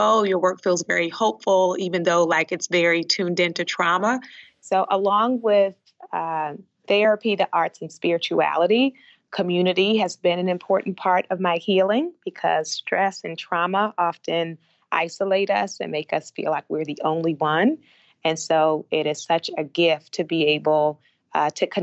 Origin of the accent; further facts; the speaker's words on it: Baltimore, Maryland, United States; also born or lived in Liberia; When I went home to Baltimore for one of the breaks